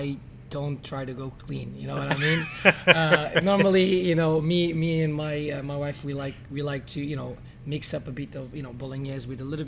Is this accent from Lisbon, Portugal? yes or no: no; Algarve, Portugal; moved away as an adult; also born or lived in Bermuda; now in Dubai, United Arab Emirates; I was born in Bermuda mm-hmm. by accident, but my parents are Portuguese, and since I'm 3 years old, I live in the Algarve